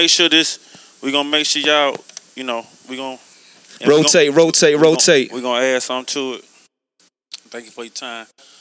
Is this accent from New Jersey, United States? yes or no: no; Atlanta, Georgia, United States; I'm from Atlanta.